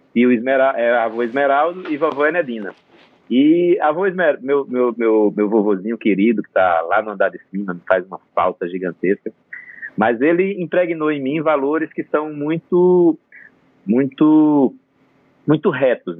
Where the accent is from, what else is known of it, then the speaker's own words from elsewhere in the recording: Batalha, Alagoas, Brazil; é uma cidade chamada Batalha, no sertão de Alagoas. E essa cidade, onde eu é, na, é, nasci, me criei e, e, e, passei toda a minha infância